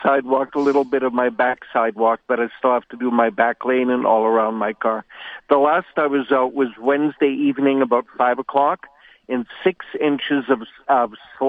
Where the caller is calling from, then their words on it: Winnipeg, Manitoba, Canada; I'm calling from North Kildonan in Winnipeg, the Mennonite center of Winnipeg.